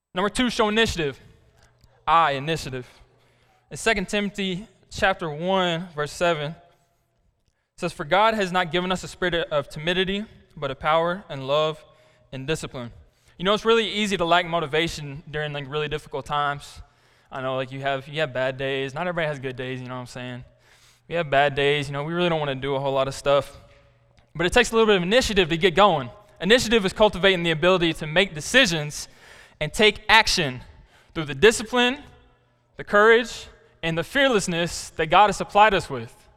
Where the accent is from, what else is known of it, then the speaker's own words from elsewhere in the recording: Black Rock, Arkansas, United States; I'm from Black Rock, Arkansas. I went to high school there till it shut down